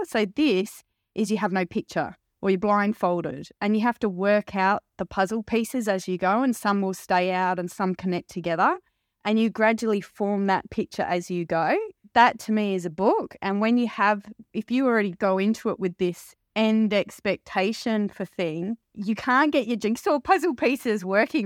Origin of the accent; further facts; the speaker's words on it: London, United Kingdom; I was born in a little town in London, not far from Wimbledon.